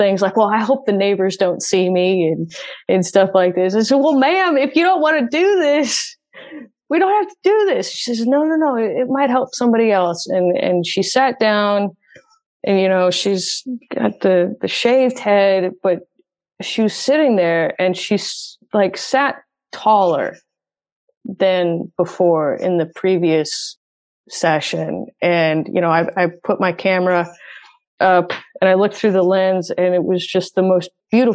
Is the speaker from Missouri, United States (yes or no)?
yes; St. Louis, Missouri, United States; moved away as an adult; now in Nashville, United States; I'm from St. Louis, and when I was living in St. Louis, I didn't tell anyone I was diabetic. And then I moved to Nashville